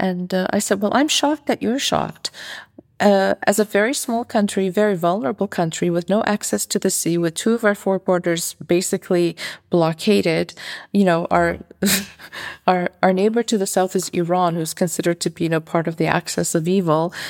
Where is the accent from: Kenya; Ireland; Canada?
Canada; moved away as an adult; now in Armenia; I'm from North America originally. I'm from Canada